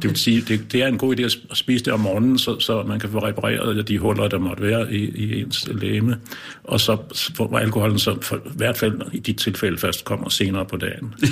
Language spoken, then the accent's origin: Danish; Lolland, Zealand, Denmark; nede på Lolland, hvor jeg kommer fra